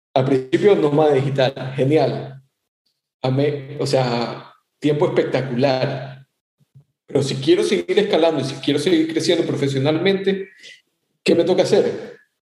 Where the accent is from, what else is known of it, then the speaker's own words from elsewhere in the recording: Ecuador; now in Miami, United States; soy ecuatoriano